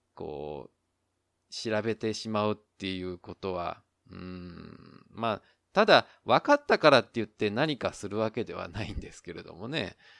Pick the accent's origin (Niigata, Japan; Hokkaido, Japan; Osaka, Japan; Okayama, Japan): Osaka, Japan; moved away as an adult; now in Taiwan; 自分が大阪出身